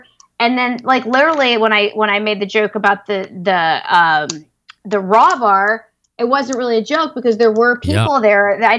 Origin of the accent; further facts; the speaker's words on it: the South, United States; I'm a party girl and I'm from the South, even though I don't sound like it